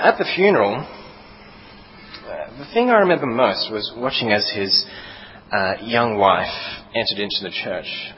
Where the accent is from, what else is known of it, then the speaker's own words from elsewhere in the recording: Sydney, New South Wales, Australia; moved away; I come from Sydney